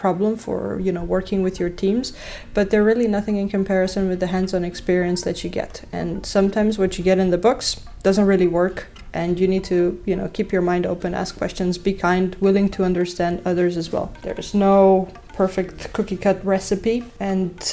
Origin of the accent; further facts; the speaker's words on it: Romania; moved away; I'm originally from Romania